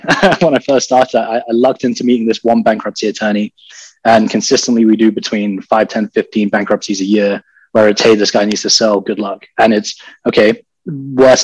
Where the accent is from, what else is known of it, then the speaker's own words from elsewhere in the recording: London, United Kingdom; moved away as an adult; also born or lived in Texas; now in United States; I'm from London. I was born and raised in England, spent 18 years there